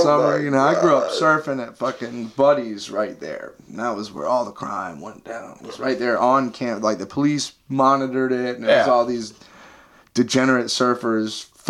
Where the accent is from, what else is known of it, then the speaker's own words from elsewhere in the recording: Surf City, North Carolina, United States; I grew up in Surf City